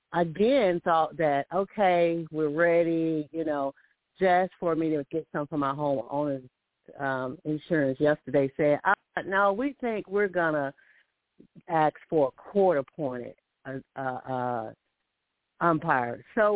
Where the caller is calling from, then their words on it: Alabama, United States; calling from Alabama.